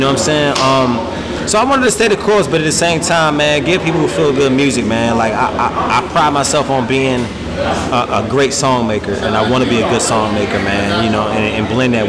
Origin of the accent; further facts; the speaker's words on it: Landover, Maryland, United States; now in Raleigh, United States; Yeah, I'm from Landover, Maryland.